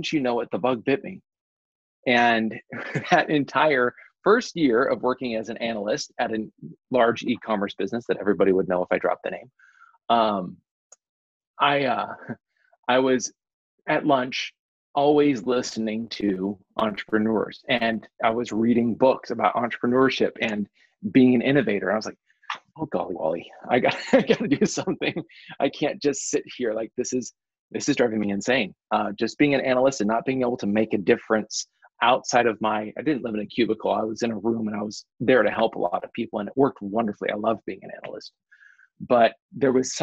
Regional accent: Nampa, Idaho, United States; I grew up in Nampa. My family's still there

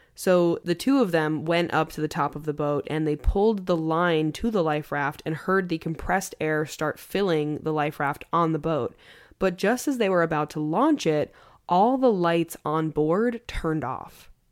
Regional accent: Long Island, New York, United States; I'm from Long Island.

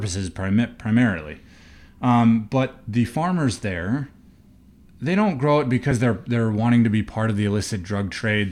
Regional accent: Seattle, Washington, United States; moved away; also born or lived in New Mexico; growing up in the Seattle area

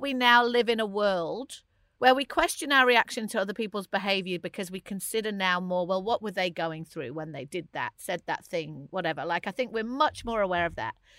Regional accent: England, United Kingdom; as an English person

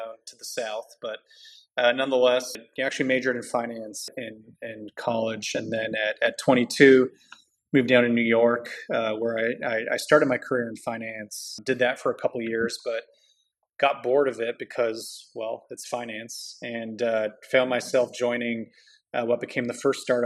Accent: Toronto, Ontario, Canada; moved away as an adult; also born or lived in Montreal; now in United States; I was born and raised up in Toronto.

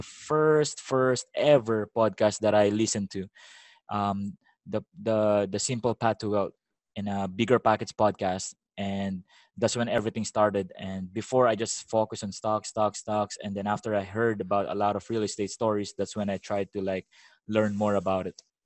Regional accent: Philippines; also born or lived in Vallejo, California, United States; now in Sasebo, Japan; I'm from the Philippines, right? So when I went to America, it's been like only a year

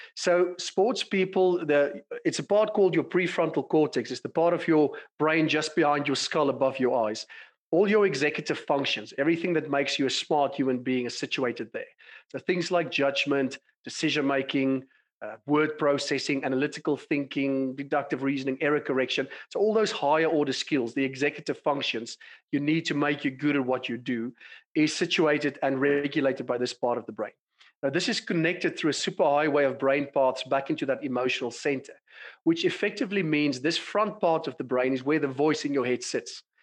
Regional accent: South Africa; moved away as an adult; also born or lived in London, United Kingdom; as you can tell from my accent, I've been born and bred in South Africa

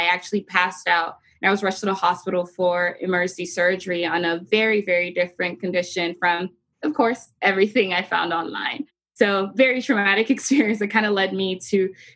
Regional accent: Nigeria; moved away as an adult; now in United States; I had moved to the U.S. in 2010 for college from my home country, Nigeria.

